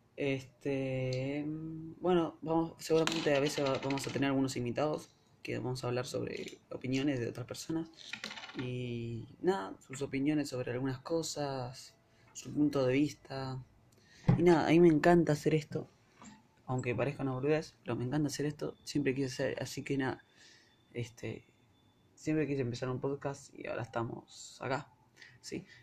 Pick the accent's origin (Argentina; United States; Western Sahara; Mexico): Argentina; Soy de Argentina